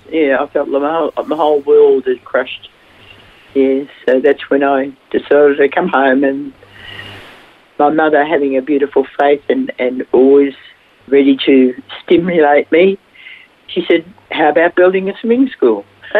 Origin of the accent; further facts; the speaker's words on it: Bentleigh, Victoria, Australia; now in Pakenham, Australia; I was born and raised in Bentley.